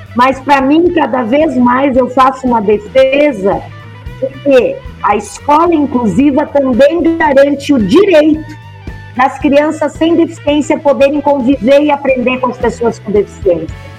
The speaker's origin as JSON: {"language": "Portuguese", "town": "Brochier", "region": "Rio Grande do Sul", "country": "Brazil", "tie": "born or raised there", "also_born_or_lived": "Pelotas / Montenegro / Porto Alegre", "accent": "southern (gaúcho)", "moved": "as an adult", "lives_now": "São Paulo, Brazil", "said": "E eu fui criada num lugar muito pequenininho chamado Brochier, que era um povoado eh, a 30 quilômetros de distância de uma cidade que se chama Montenegro. Então eu vivi lá até os meus 13 anos de idade."}